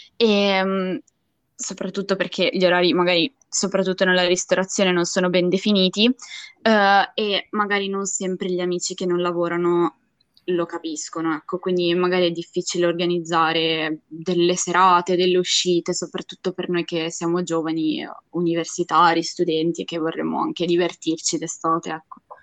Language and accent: Italian; Ligurian Riviera, Italy; moved away as an adult; io vengo dalla Riviera Ligure